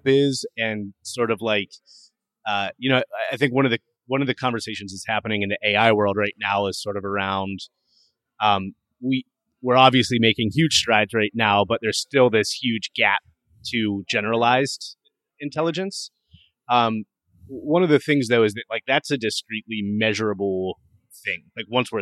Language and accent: English; Pittsburgh, Pennsylvania, United States; moved away as an adult; also born or lived in State College, Pennsylvania / Scranton, Pennsylvania; now in San Francisco, United States; I was born and raised near Pittsburgh